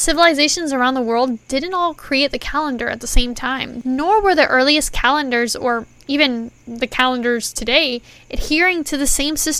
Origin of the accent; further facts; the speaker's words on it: Puerto Rico; I'm also from Puerto Rico, which is home of the chupacabra, and some pretty bomb food, if I do say so myself.